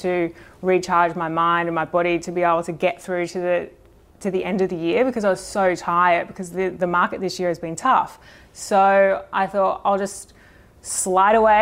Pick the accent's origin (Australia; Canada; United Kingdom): Australia; Brisbane, Queensland; moved away; I grew up in Brisbane.